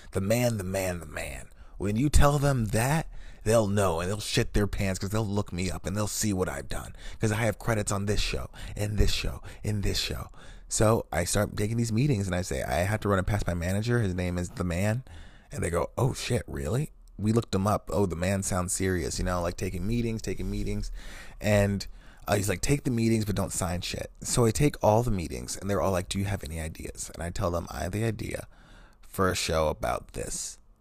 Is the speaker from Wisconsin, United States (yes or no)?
yes; Wisconsin, United States; I'm also from Wisconsin, from this town